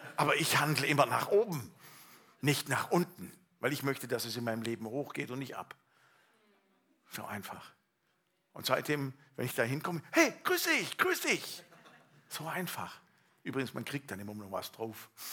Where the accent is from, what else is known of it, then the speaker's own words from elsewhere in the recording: Allgäu, Bavaria, Germany; aus meiner Heimat Allgäu